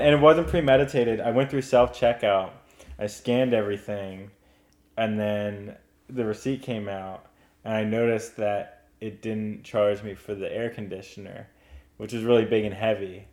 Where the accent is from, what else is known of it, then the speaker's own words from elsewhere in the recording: Oxford, Pennsylvania, United States; That's where I grew up. It's a uh, very southeastern corner of the state